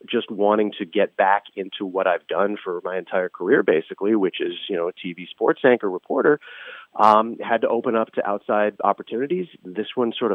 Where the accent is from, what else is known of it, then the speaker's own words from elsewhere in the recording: Los Angeles, California, United States; also born or lived in San Francisco Bay Area, United States; I grew up in Los Angeles